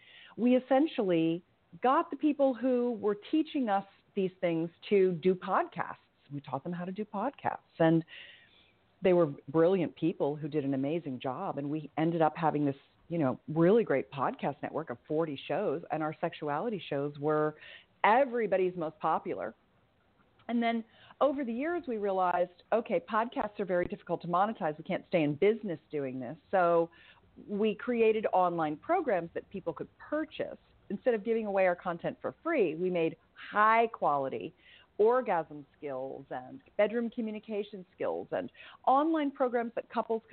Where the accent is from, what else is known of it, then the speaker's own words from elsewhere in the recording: California, United States; growing up in Silicon Valley, if you will, in the heyday of the Internet 1.0